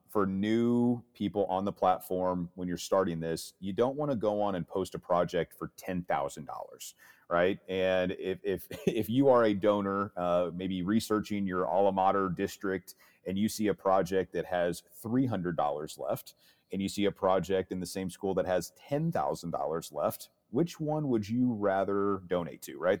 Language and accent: English; St. Louis, Missouri, United States; Missouri, uh, being my home state as I'm out of Saint Louis.